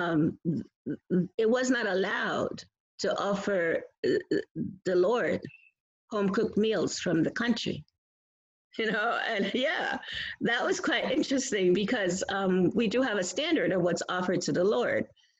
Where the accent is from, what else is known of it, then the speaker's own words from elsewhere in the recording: New York, United States; I'm from New York